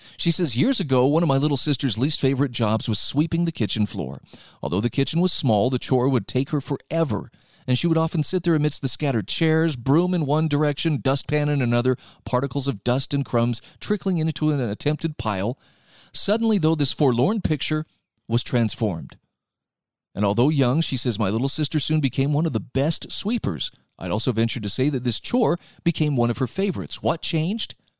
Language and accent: English; Utah, United States; my home state of Utah